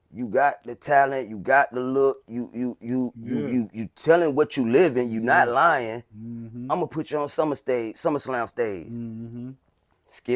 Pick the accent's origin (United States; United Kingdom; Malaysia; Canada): United States; Carolina; now in Hinesville, United States; Ever since I moved to Georgia, I lived in Hinesville. Yeah. But where I come from, Carolina